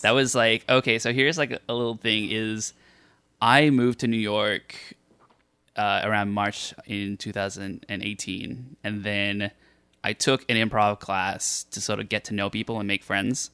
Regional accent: Australia; I'm Australian

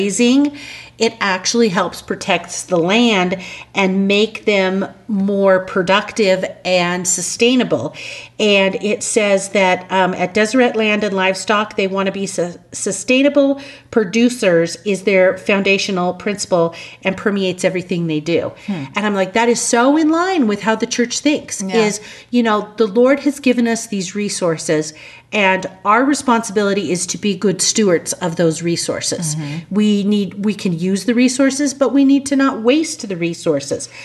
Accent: the West, United States; we grew up in the West here

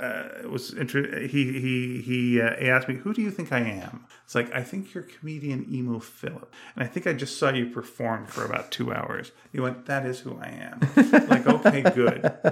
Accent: Canada; we're Canadian.

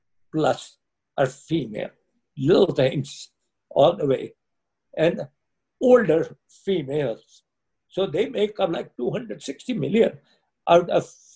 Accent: India; now in United States; I come from India.

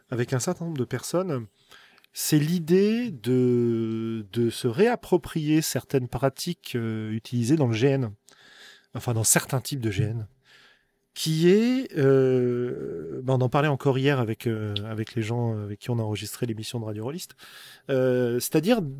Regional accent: Bourgogne-Franche-Comté, France; accent: rural Burgundy; Ça se trouve, mon accent paysan du fin fond de la Bourgogne, en roulant les airs, etc., dans ma station spatiale, ça va faire un petit peu, un petit peu pourri, quoi.

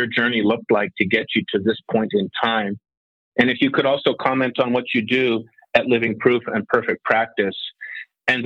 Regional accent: Winnipeg, Manitoba, Canada; I was raised in small town Winnipeg

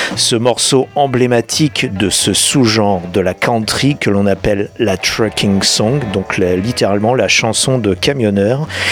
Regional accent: France; chez nous en France

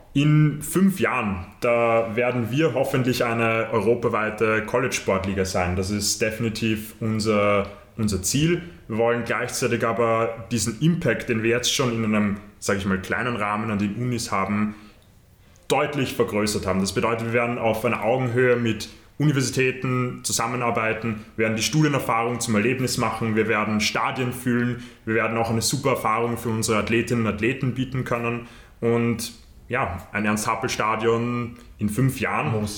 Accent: Austria; bei uns in Österreich

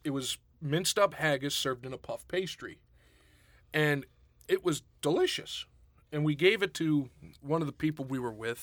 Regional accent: Pittsburgh, Pennsylvania, United States; growing up outside of Pittsburgh

